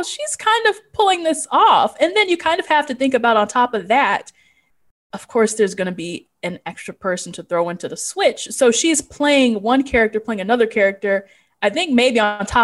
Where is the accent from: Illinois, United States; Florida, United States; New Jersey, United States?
Illinois, United States; Chicago; I'm from Chicago